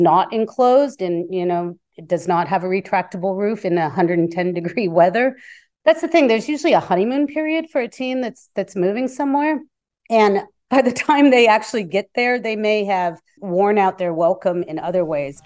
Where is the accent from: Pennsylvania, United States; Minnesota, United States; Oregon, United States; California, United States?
California, United States; Bay Area; I grew up in the Bay Area.